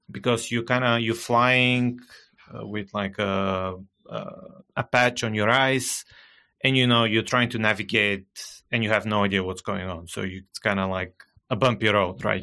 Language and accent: English; Bulgaria; first language Bulgarian; English is a second language; English, not my native language. I'm originally from Bulgaria. I still live in Bulgaria. Bulgarian is my native language.